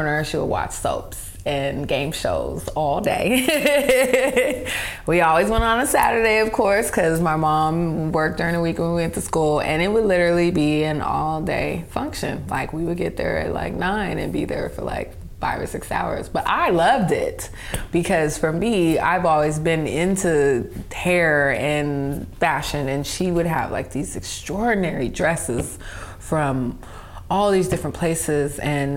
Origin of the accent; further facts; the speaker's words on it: Seattle, Washington, United States; I was born in Seattle, Washington. My parents are Ugandan immigrants, and so I am their first American-born child. I grew up getting my hair done at DeCharlene's